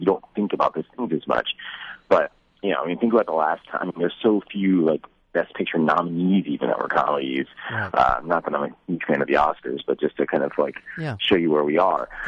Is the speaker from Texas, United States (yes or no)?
yes; Dallas, Texas, United States; I grew up in Dallas Texas